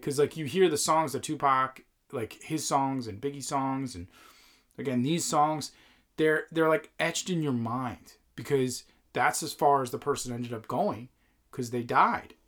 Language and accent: English; Northeast, United States; as a kid growing up in the Northeast